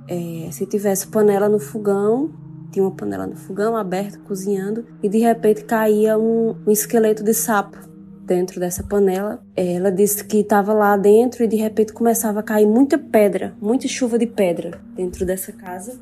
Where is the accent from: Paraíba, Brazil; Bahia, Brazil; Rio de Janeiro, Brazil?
Paraíba, Brazil; interior of; moved away as an adult; now in João Pessoa, Brazil; moro em João Pessoa, mas eu sou interior da Paraíba